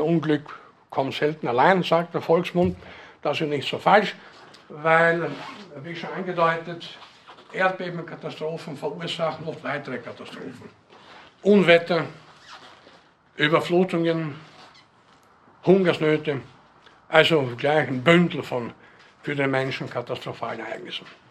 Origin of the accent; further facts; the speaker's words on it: Northern Burgenland, Austria; aus der Gegend, wo ich herkomme, in Nordburgenland